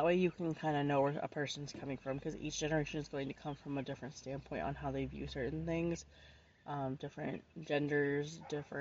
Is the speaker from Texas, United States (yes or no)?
no; Florida, United States; my home state and town, basically in Florida